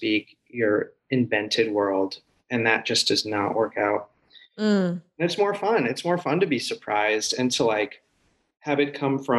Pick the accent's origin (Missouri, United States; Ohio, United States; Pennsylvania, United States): Missouri, United States; moved away as an adult; now in Los Angeles, United States; I went to USC. So, but I'm from Missouri